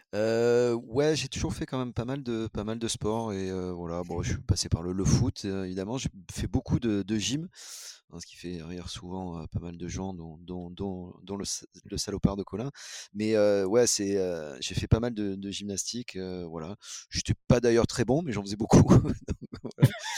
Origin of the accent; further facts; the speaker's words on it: La Ciotat, Provence-Alpes-Côte d'Azur, France; je suis né à La Ciotat